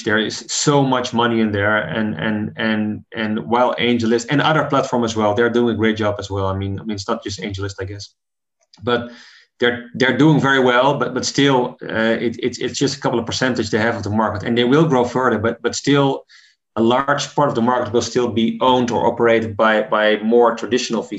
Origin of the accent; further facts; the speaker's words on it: Netherlands; in my home country, the Netherlands